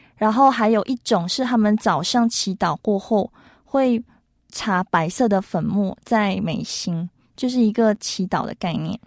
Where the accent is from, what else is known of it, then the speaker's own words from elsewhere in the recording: Malaysia; now in Taiwan; 我们在马来西亚没有咖喱，就是直接 不能过日子